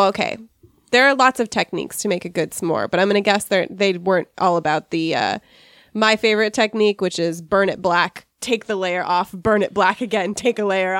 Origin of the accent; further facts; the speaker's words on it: United States; We're Americans.